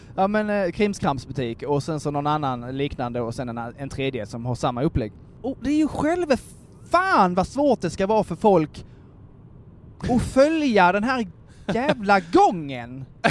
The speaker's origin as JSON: {"language": "Swedish", "town": "Kristianstad", "region": "Skåne", "country": "Sweden", "moved": "yes", "said": "hemma på ICA i Kristianstad"}